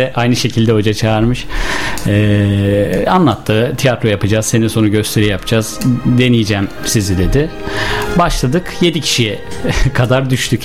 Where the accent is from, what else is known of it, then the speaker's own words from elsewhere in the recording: Sivas Province, Turkey; moved away as an adult; now in Bursa, Turkey; 23 yıl Sivas'ta kaldım.